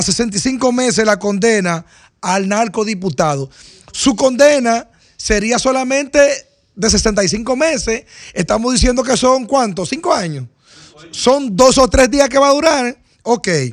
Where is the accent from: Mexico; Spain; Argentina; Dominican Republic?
Dominican Republic